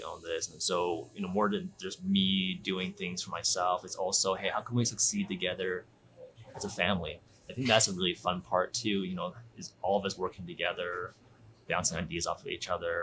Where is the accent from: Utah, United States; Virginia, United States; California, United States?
Utah, United States; Provo; also born or lived in Albuquerque, New Mexico; now in Provo, United States; I grew up in Utah, in Provo